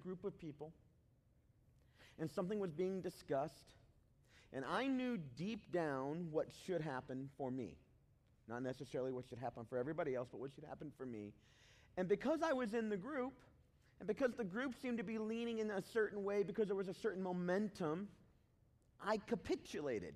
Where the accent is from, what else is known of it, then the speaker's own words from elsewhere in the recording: Southeast Tennessee, United States; also born or lived in Chicago, Illinois; now in Cincinnati, United States; I was born in Chicago, but I didn't grow up there. I grew up in Southeast Tennessee